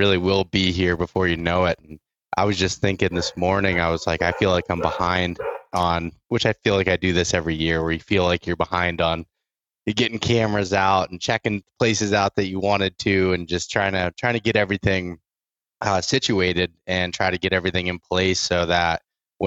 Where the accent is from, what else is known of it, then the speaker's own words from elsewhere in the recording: Northern Pennsylvania, United States; I'm from Northern Pennsylvania